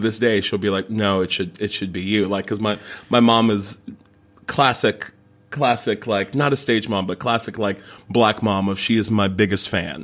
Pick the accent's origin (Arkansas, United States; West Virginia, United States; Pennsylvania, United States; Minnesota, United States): West Virginia, United States; Morgantown; moved away as an adult; also born or lived in New York City; now in London, United Kingdom; Since I was 8, I started taking improv classes in my hometown, in Morgantown, West Virginia